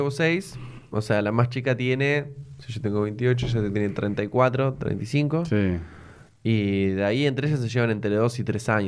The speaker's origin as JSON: {"language": "Spanish", "town": "San Isidro", "region": "Buenos Aires Province", "country": "Argentina", "tie": "born or raised there", "also_born_or_lived": "zona norte", "said": "Em, yo nací eh, bueno, en San Isidro. Ah, sí. Eh, ahí en zona norte. Sí, viví toda mi vida ahí."}